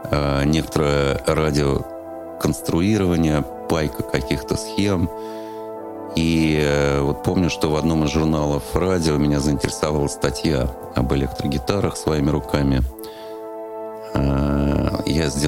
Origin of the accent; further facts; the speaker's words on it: Moscow, Russia; А, я родился в Москве а, в феврале 67 года, 1967 года. Ходил в детский сад на Комсомольском проспекте. Вот, ездил туда на троллейбусе номер 28.